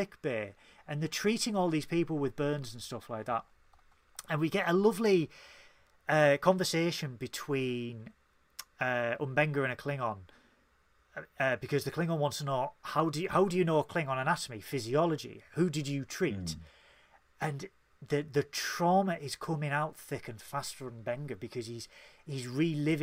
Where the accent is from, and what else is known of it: Tyneside, North East England, United Kingdom; accent: Geordie